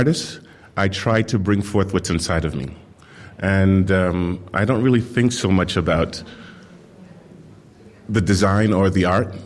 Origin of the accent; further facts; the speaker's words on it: Jamaica; moved away; I'm coming from Jamaica, and I grew up in this very beautiful garden with my great-grandmother